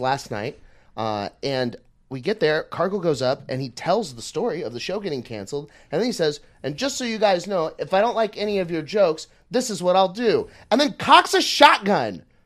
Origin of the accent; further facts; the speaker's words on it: Southlake, Texas, United States; now in Austin, United States; I'm from Southlake